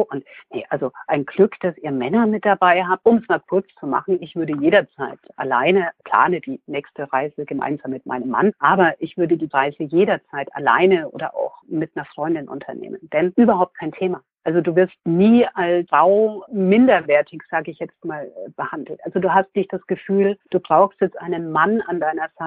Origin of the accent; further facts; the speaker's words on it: Würzburg, Bavaria, Germany; now in Munich, Germany; Heimatgefühle habe ich ehrlich gesagt in drei Städten. Das ist einmal München, wo ich lebe, Würzburg, wo ich herkomme, sehr lange gelebt habe und Berlin, wo meine Tochter lebt.